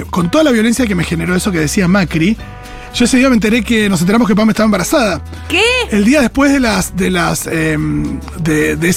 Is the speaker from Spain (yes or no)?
no; Argentina; que se mueran los argentinos en Argentina y yo no soy más que un argentino.